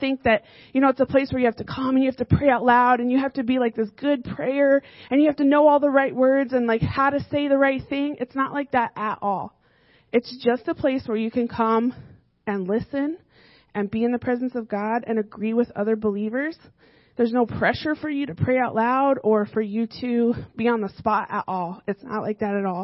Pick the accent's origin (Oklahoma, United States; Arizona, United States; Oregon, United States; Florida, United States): Arizona, United States; now in Fairfield, United States; So I grew up in Arizona